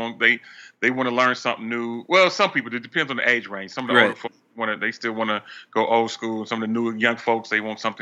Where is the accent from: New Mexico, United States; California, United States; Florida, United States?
California, United States; Oakland; I am from Oakland, California, East Oakland to be exact